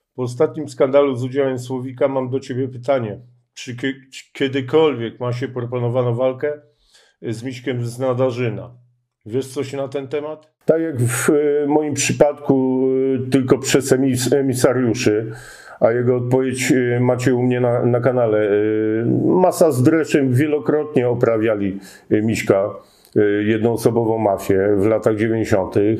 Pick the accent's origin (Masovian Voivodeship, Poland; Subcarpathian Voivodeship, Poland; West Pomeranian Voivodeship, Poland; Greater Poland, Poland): Masovian Voivodeship, Poland; Warsaw; wychowywałem się na, Ocho na Ochockim Rakowcu